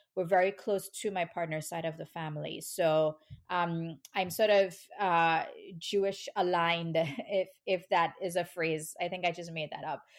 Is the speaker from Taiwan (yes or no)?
no; Trinidad & Tobago; moved away as an adult; now in New York, United States; I grew up in Trinidad, which is, um, a tiny, a really tiny island in the Caribbean